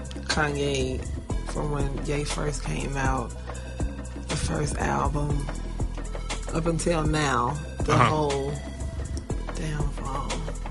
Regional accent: Chicago, Illinois, United States; I'm from Chicago, because I'm a Chicagoan. Forever.

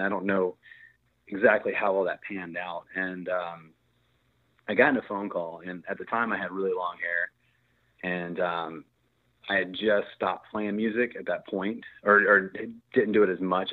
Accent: Virginia, United States; moved away as an adult; now in Texas, United States; I'm from Virginia, so I grew up with the snow and all that stuff.

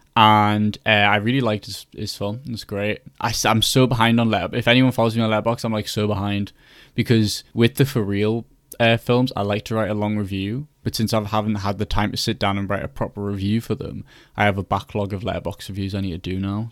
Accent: Newcastle upon Tyne, North East England, United Kingdom; moved away as an adult; also born or lived in York; I'm from Newcastle, so I've, you know, got a very long train from up north

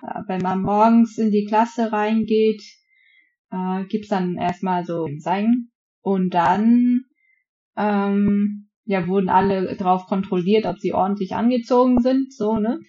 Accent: Vietnam; now in Germany; bei uns in Vietnam

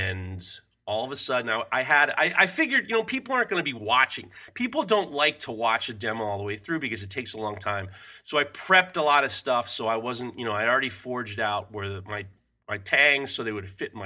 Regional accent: New York, United States; I grew up in New York

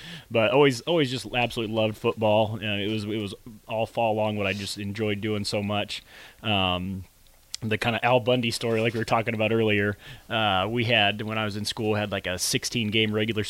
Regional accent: Colfax, Iowa, United States; And I grew up in Colfax. It's a little small little town just a little bit east of Des Moines there, maybe about a half hour. And I went to Colfax Mingo High School

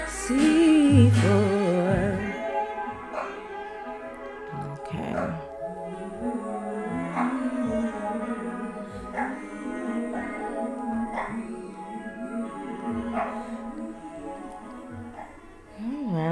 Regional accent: Las Vegas, Nevada, United States; I'm from Las Vegas, Nevada

